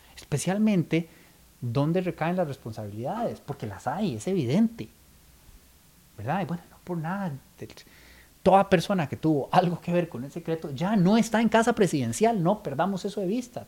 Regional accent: Costa Rica; el tico es muy chotero

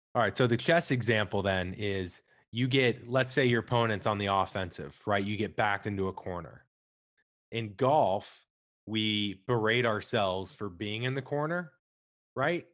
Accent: Midwest, United States; I'm from the Midwest, bowling was, like, all we could do besides eat, drink, and watch sports

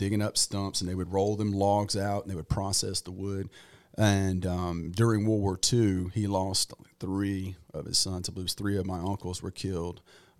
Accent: Farmerville, Louisiana, United States; Well, when my buddies were out water skiing and enjoying themselves and fishing and bass fishing. It was like June or May or June. I was out in the pea patch picking purple hull peas.

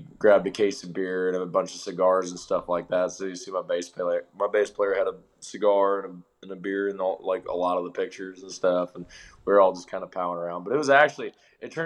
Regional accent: Sergeant Bluff, Iowa, United States; moved away as an adult; now in Nashville, United States; a star on my hometown of Sergeant Bluff, Iowa

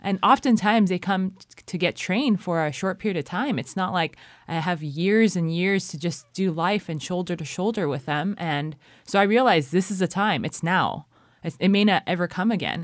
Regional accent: California, United States; moved away as an adult; now in Cambodia; I'm from California

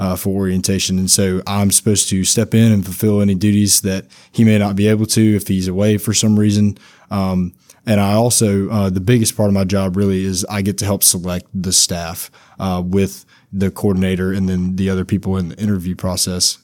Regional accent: Mangham, Louisiana, United States; also born or lived in Monroe, Louisiana; I'm from Mangum, Louisiana. Uh, right, just a little bit outside of, uh, Monroe, uh, but that, I went to high school in Monroe

